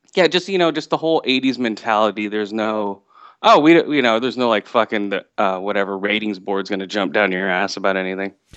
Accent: West Coast, United States; also born or lived in Thailand; I was born in Thailand, and I was adopted and moved over to the West Coast for my parents

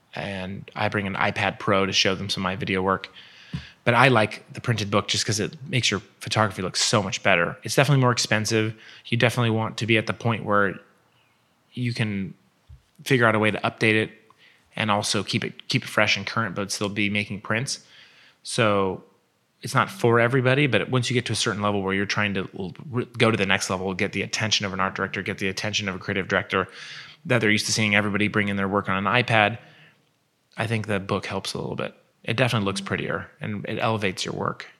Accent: Nike's hometown, Oregon, United States; they're from my hometown

